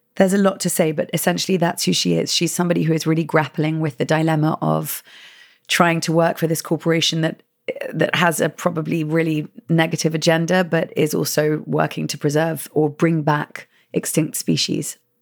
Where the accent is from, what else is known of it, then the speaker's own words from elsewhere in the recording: England, United Kingdom; moved away as an adult; now in United States; I am from England and living in America for the past seven years